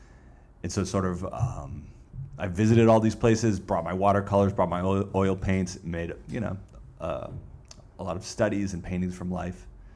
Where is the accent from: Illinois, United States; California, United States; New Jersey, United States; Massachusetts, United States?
Massachusetts, United States; a suburb outside of Boston; I grew up in just a suburb outside of Boston